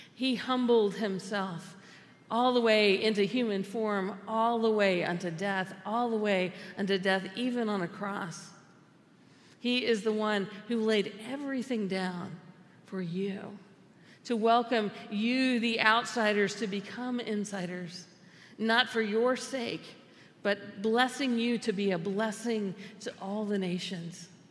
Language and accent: English; United States; we, as American Christians, have often become insiders